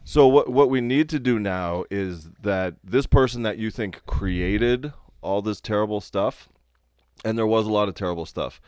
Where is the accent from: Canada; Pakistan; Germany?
Canada; I'm a forty-year-old man and I'm Canadian